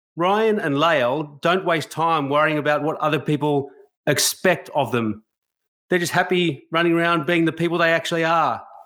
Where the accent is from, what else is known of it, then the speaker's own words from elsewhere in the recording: Australia; a white Australian